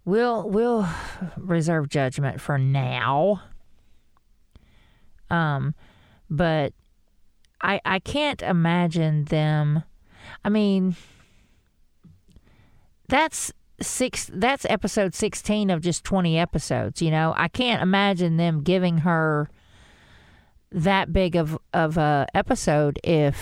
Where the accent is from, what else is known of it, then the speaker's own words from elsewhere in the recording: Arkansas, United States; I'm from Arkansas